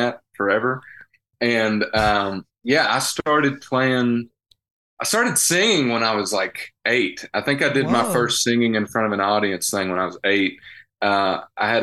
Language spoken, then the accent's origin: English; Dallas, Georgia, United States; moved away as an adult; also born or lived in the South; now in Nashville, United States; I hail from Dallas, Georgia